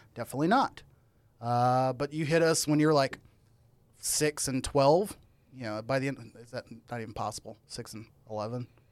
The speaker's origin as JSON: {"language": "English", "region": "Illinois", "country": "United States", "moved": "yes", "said": "I'm from Illinois originally"}